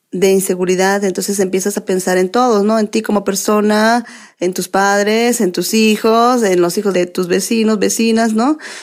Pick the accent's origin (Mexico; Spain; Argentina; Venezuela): Mexico; Ixhuatlán del Café, Veracruz; yo nací ahí en Izhuatlán del Café